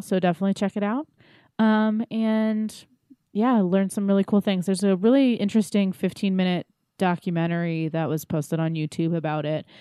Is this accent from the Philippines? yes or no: no; East Coast, United States; I'm too from the East Coast